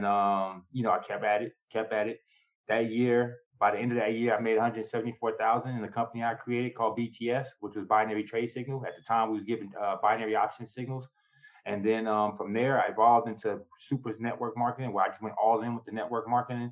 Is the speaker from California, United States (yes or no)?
yes; San Diego, California, United States; also born or lived in New York; I was born in New York, grew up in San Diego, California